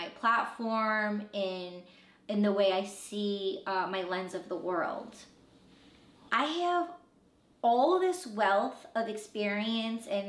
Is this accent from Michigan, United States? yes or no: yes; Michigan, United States; I was born in Michigan